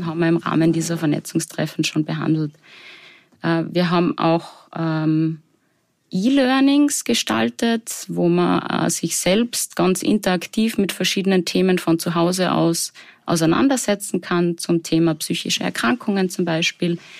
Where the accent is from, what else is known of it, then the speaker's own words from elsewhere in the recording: Salzburg, Austria; Ich komme ursprünglich aus Salzburg